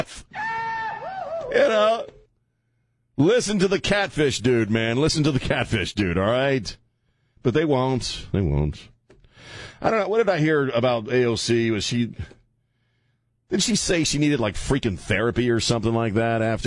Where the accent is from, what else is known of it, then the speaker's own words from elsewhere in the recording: Delmarva Peninsula, United States; now in San Antonio, United States; I grew up on Delmarva, which is Delaware, Maryland, and Virginia. The Delmarva Peninsula